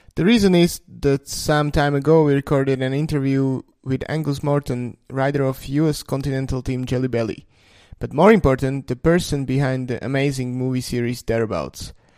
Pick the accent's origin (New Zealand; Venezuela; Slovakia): Slovakia; I come from Slovakia